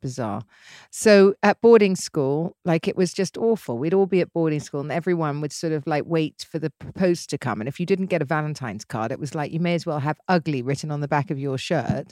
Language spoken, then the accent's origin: English; England, United Kingdom; I'm English and used to English men